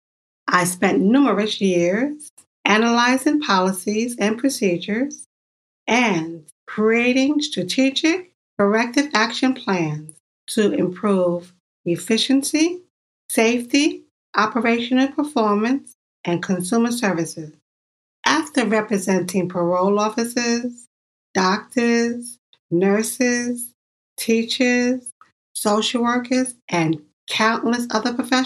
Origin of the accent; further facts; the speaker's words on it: New York, United States; I'm from New York.